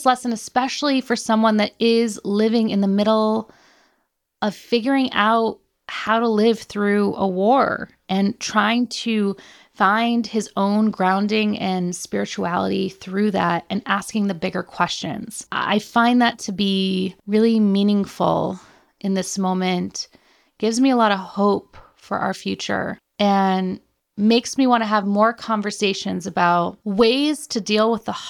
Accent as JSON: {"language": "English", "country": "United States", "said": "I'm American"}